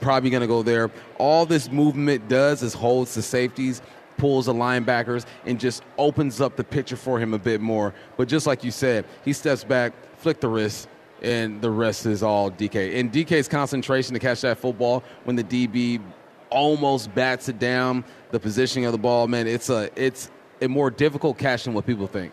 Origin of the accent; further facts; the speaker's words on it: California, United States; now in Pacific Northwest, United States; I'm from California